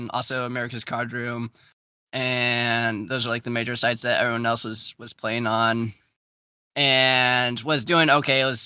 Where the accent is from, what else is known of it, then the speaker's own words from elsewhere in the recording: Charleston, United States; moved away as an adult; growing up in Charleston